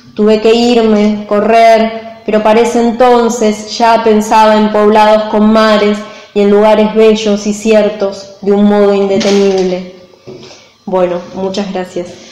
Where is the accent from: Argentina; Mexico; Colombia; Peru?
Argentina; soy de Argentina